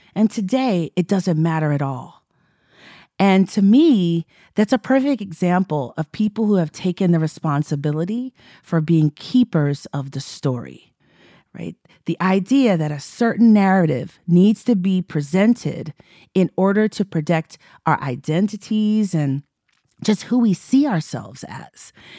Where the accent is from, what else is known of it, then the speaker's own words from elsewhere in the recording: Texas, United States; I'm from Texas